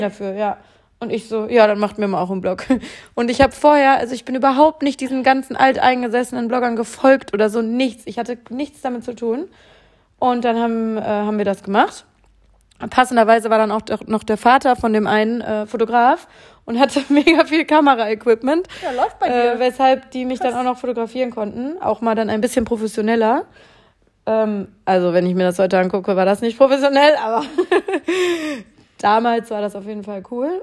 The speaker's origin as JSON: {"language": "German", "town": "Bielefeld", "region": "North Rhine-Westphalia", "country": "Germany", "tie": "born or raised there", "moved": "as an adult", "lives_now": "Cologne, Germany", "said": "wollte aber definitiv aus meiner Heimatstadt weg. Bielefeld ist äh, sehr spannend."}